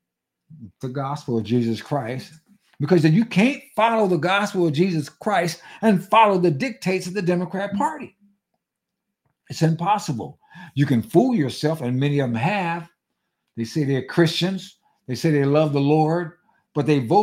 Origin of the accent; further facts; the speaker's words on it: United States; I'm American, I happen to be black